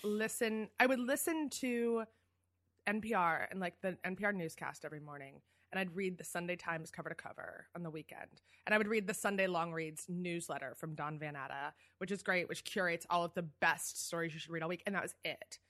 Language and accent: English; Philadelphia, Pennsylvania, United States; moved away as an adult; also born or lived in New York; I'm a Philly girl. I grew up in Philly